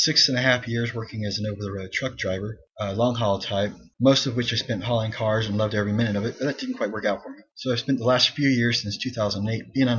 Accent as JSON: {"language": "English", "region": "California", "country": "United States", "tie": "born or raised there", "also_born_or_lived": "Germany / Europe", "said": "I've lived in California most of my life since my father retired from the Army in 1980"}